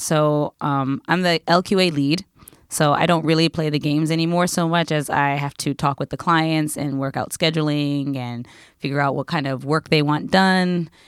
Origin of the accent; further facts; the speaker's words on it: United States; now in Japan; I'm American